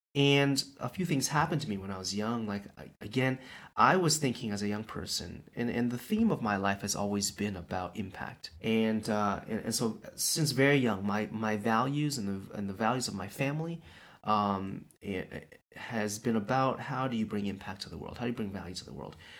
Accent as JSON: {"language": "English", "town": "Toronto", "region": "Ontario", "country": "Canada", "tie": "born or raised there", "moved": "as an adult", "lives_now": "China", "said": "I'm born and raised in Toronto"}